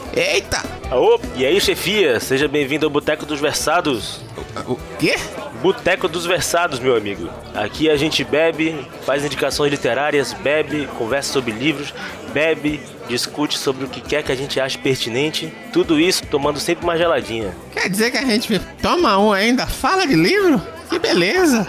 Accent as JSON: {"language": "Portuguese", "region": "Northeast Region", "country": "Brazil", "said": "como nordestino"}